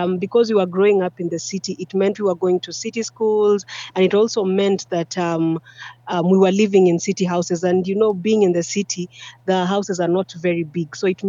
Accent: Nairobi, Kenya; But then growing up in Nairobi, at that particular time, we were not really 18.

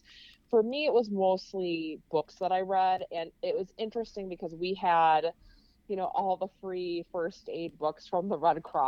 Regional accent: Wisconsin, United States; You know, Wisconsin, where I was, is a lot different back then than it is now.

